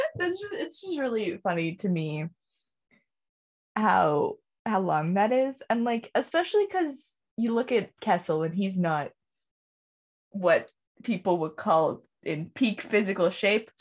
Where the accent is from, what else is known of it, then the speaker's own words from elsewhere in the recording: Canada; as a Canadian